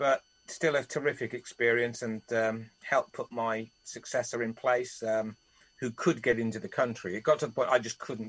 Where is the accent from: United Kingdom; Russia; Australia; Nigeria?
United Kingdom; Cardiff, Wales; I'm from South Wales, right? So steeped in, when I was growing up, the game was absolutely everywhere.